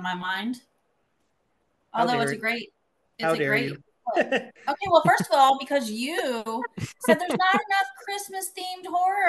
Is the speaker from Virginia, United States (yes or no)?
no; Charleston, South Carolina, United States; I'm from Charleston.